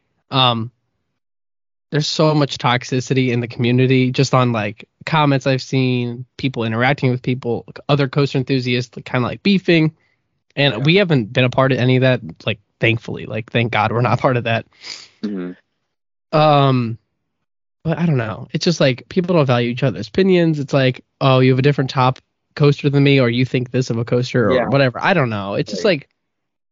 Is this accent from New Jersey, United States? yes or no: no; Akron, Ohio, United States; I'm from Akron